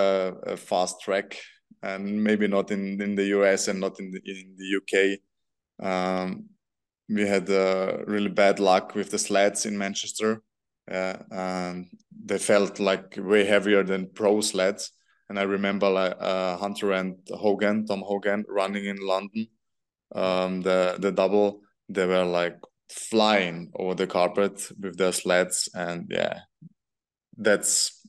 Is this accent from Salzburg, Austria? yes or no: no; Vienna, Austria; Vienna because it's my hometown.